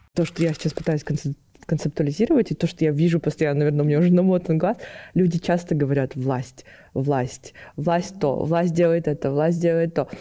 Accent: Kazakhstan

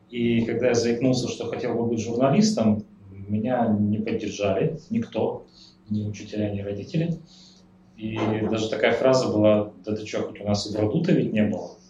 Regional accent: Revda, Sverdlovsk Oblast, Russia; Я вырос э, в Ревде, в промышленном городе

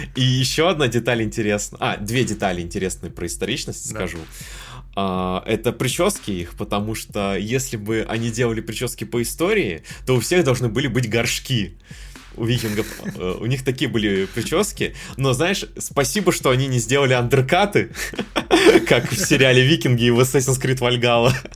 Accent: Kamchatka Krai, Russia; я с Камчатки

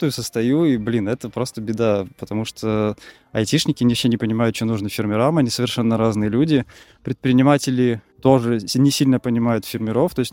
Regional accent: Saint Petersburg, Russia; also born or lived in Moscow / Voronezh / Cherepovets; я родом из Питера, пожил и в Питере, в Москве

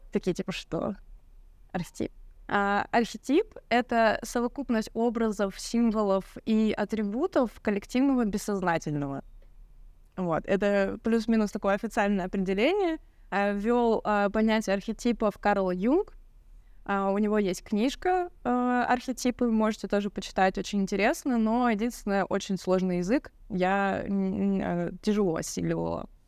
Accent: Yekaterinburg, Sverdlovsk Oblast, Russia; из Екатеринбурга, и у нас есть памятник клавиатуре.

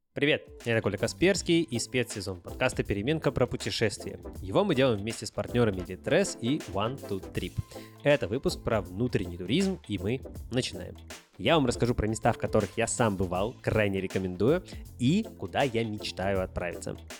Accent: Sayansk, Irkutsk Oblast, Russia; moved away; also born or lived in Spain; я родился в Сибири, в городе Саянске, Иркутская область, и да, я настоящий сибиряк

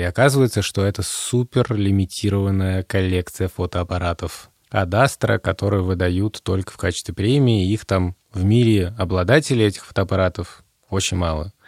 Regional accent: Moscow, Russia; moved away as an adult; now in Riga, Latvia; я родился в Москве

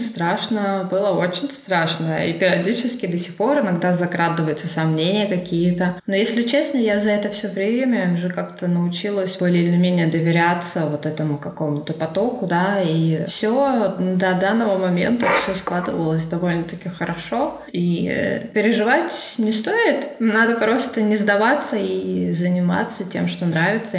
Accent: Urals, Russia; also born or lived in Finland; now in Belgium; я родилась в России, на самом деле я уже давно переехала в Европу

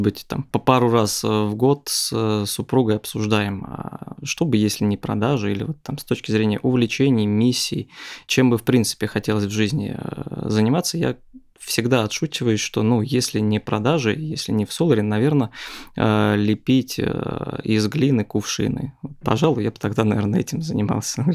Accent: Lipetsk, Lipetsk Oblast, Russia; moved away as an adult; now in Moscow, Russia; Я родом из Липецка, отучился в техническом университете, успешно поиграл в КВН потом поехал покорять Москву

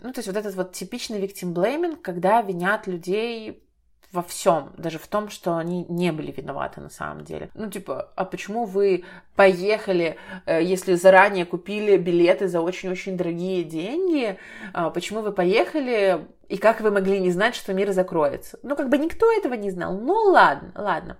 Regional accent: Belarus; в моей стране, например, я из Беларуси

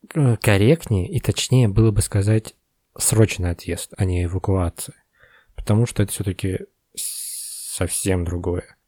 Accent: Kazan, Tatarstan, Russia; also born or lived in Moscow; now in Almaty, Kazakhstan; авиастроительный район, вон там вот где-то вот мой дом

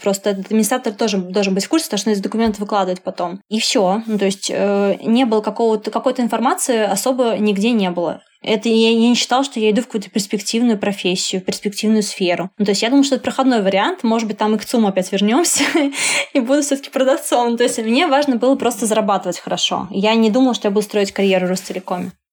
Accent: Samara, Samara Oblast, Russia; я родилась в Самаре, и поэтому заканчивала университет в Самаре

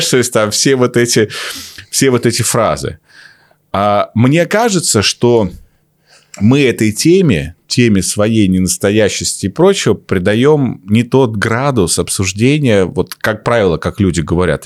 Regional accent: Omsk, Omsk Oblast, Russia; он так же, как и я, из Омска

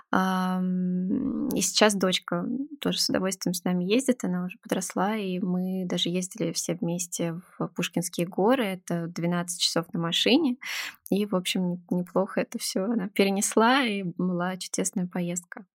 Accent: Moscow, Russia; я правда родилась и выросла в Москве

